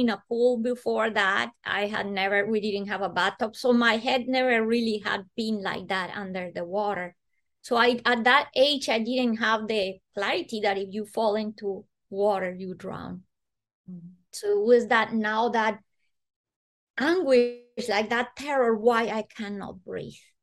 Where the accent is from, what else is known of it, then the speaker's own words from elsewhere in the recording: Bogota, Bogotá Capital District, Colombia; moved away; I was born in Colombia, in Bogota